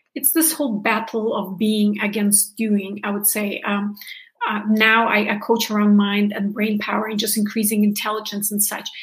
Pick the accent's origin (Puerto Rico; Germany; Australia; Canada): Germany; moved away; i'm from originally from germany